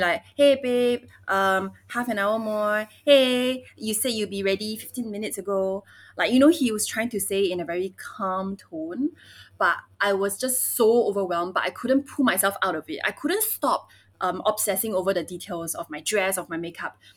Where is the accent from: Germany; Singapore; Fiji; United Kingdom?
Singapore; also born or lived in Beijing, China; 我 也 是 在 新 加 坡 长 大 的